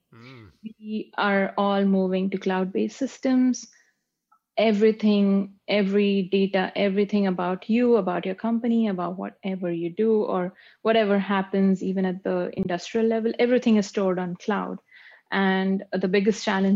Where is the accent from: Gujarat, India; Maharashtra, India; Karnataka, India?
Maharashtra, India; Pune; moved away as an adult; also born or lived in Cincinnati, Ohio, United States; now in Toronto, Canada; I was born and raised in India. There's a city called Pune in India.